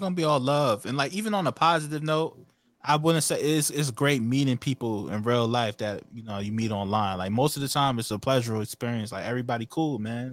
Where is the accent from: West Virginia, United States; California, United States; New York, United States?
New York, United States; Hempstead; I'm from Hempstead, New York